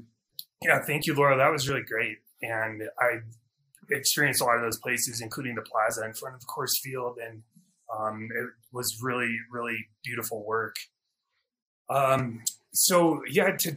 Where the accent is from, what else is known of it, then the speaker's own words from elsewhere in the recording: Durango, Colorado, United States; I grew up in Durango, Colorado